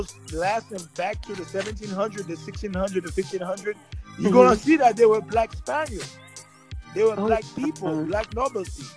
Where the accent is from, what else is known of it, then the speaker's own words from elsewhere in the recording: New York City, New York, United States; first language Haitian Creole; English is a second language; grew up in New York City, you hear so many accents